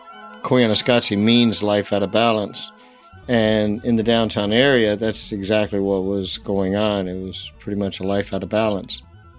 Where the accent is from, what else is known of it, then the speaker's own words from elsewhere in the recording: Memphis, Tennessee, United States; moved away; also born or lived in Los Angeles; originally I'm from Memphis.